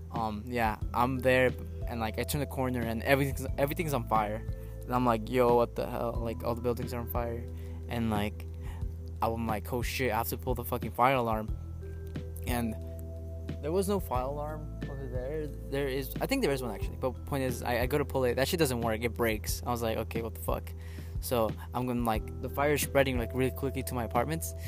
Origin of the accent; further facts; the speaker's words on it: California, United States; I'm from California